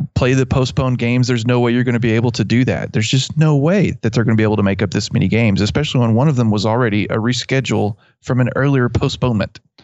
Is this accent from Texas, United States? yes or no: yes; West Texas, United States; accent: West Texas; my West Texas accent